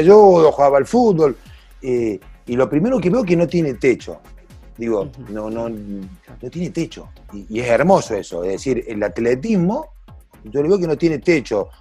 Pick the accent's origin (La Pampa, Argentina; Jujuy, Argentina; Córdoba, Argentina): Córdoba, Argentina; yo soy cordobés